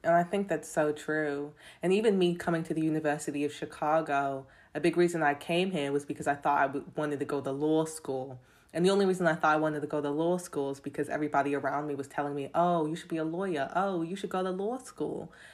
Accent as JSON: {"language": "English", "region": "London", "country": "United Kingdom", "tie": "born or raised there", "moved": "yes", "lives_now": "United States", "said": "I was born in London. I grew up in London, but then I moved to America. So I got this funny accent"}